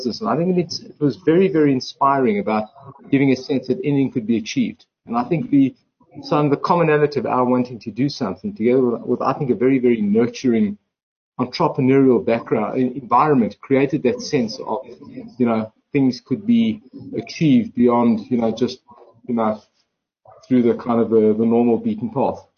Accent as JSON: {"language": "English", "town": "Johannesburg", "region": "Gauteng", "country": "South Africa", "said": "I was from Joburg."}